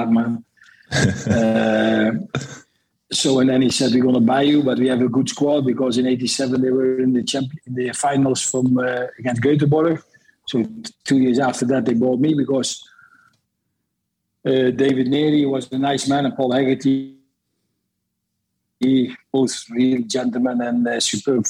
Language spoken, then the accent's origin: English; Netherlands; moved away as an adult; also born or lived in Scotland / Belgium; I started when I was 5 years in the Netherlands, in my hometown, at an amateur side